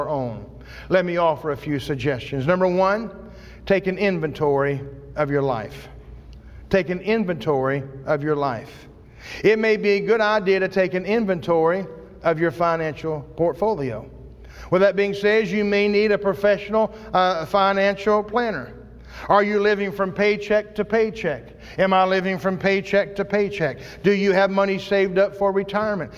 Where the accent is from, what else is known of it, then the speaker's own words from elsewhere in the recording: United States; As an American, as a Christian living in America